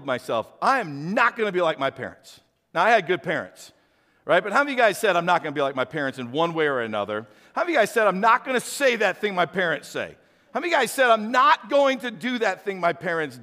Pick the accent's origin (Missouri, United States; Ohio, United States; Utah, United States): Missouri, United States; St. Louis; when I was a kid growing up, I grew up in St. Louis, so I was a city boy